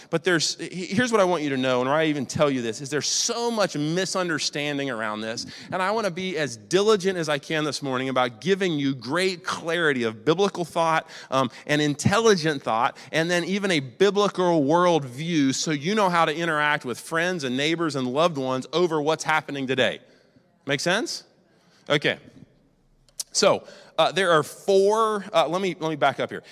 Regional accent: United States; I'm an American. And I'm a patriotic American.

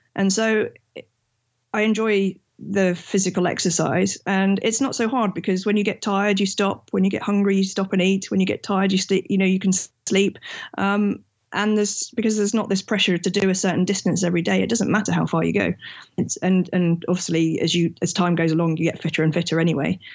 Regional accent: England, United Kingdom; I'm from England, and I'm an engineer when I'm not traveling.

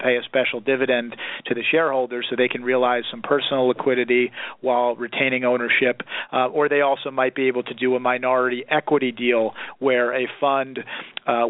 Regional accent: New York City, New York, United States; moved away as an adult; also born or lived in Philadelphia, Pennsylvania; now in Southern California, United States; I grew up in and around New York City

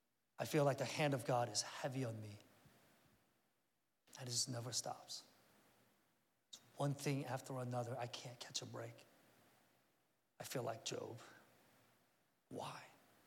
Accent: South Korea; I remember, like I said, I grew up in Korea back in the 70s, and we had some relatives out in the countryside

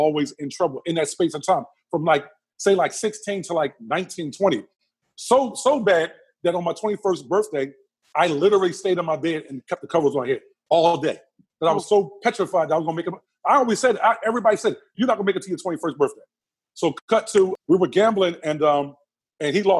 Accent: Philadelphia, Pennsylvania, United States; a young 20-year-old growing up in Southwest Philadelphia

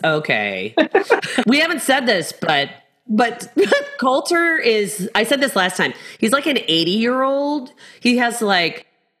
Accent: England, United Kingdom; I'm actually English and British, but okay.

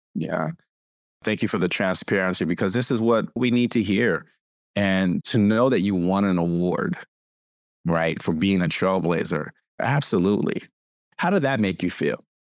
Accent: California, United States; I'm from California.

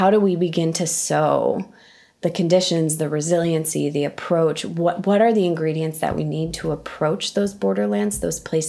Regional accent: Midwest, United States; I'm from the North, I'm from the Midwest

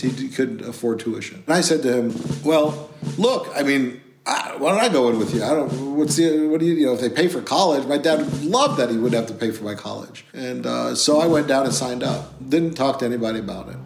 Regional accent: Chicago, Illinois, United States; I was born in Chicago. Chicago is rough. We lived on the south side of Chicago

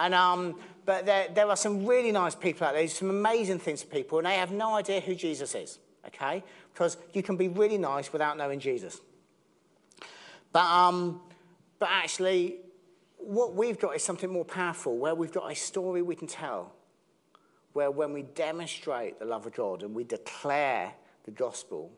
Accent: Southampton, South East England, United Kingdom; I'm from Southampton

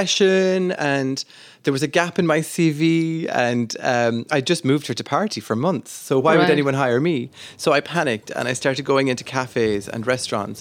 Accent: southwest of Ireland, Ireland; I grew up in the southwest of Ireland, and I loved talking, as many Irish people

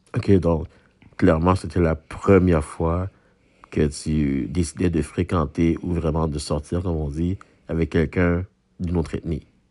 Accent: Haiti; now in Quebec, Canada; je suis haïtien moi-même

